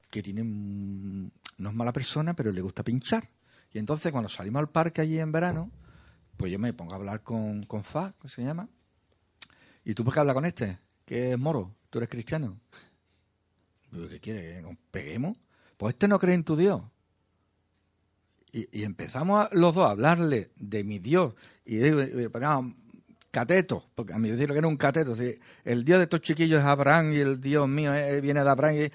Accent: Jerez, Andalusia, Spain; born there; pero soy cristiano porque nací en Jerez.

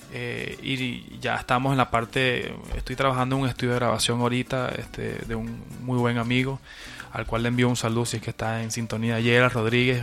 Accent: Venezuela; moved away as an adult; now in Peru; mis últimos ocho años en Venezuela, este, mi modo de, de sustento y de vida

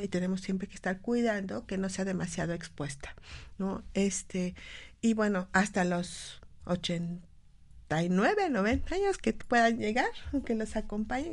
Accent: Mexico; nosotros como mexicanos

